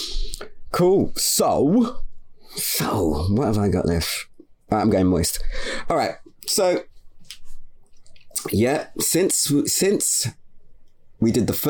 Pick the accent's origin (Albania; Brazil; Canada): Canada; I'm from Canada, but yeah, you are getting some neo soul shit.